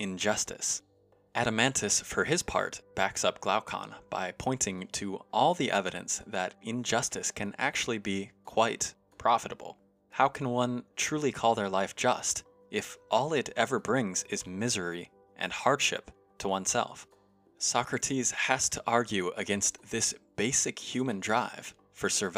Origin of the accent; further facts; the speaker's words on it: United States; As an American